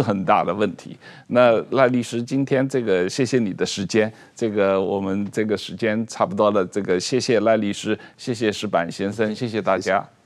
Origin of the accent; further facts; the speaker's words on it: Taiwan; 我们台湾人